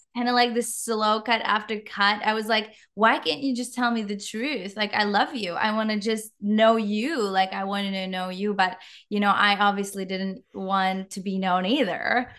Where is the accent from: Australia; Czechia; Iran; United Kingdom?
Czechia; English is a second language; moved away as an adult; now in Canada; you might hear a little bit of an accent, just a slight one. I'm from the Czech Republic